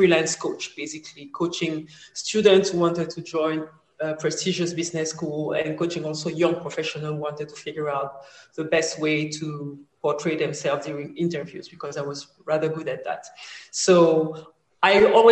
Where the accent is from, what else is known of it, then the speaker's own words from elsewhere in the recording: Cameroon; moved away as an adult; also born or lived in France / Abidjan, Ivory Coast; basically raised in Cameroon